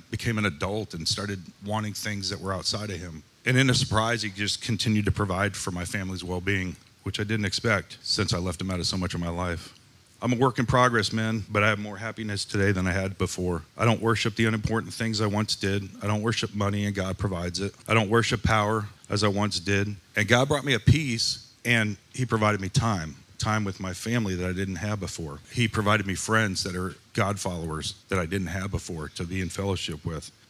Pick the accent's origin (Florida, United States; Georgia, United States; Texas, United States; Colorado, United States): Colorado, United States; I came from Colorado. I didn't know you needed air conditioning.